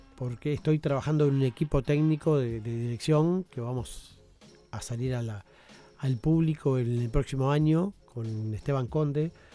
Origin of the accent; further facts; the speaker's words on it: Uruguay; como uruguayos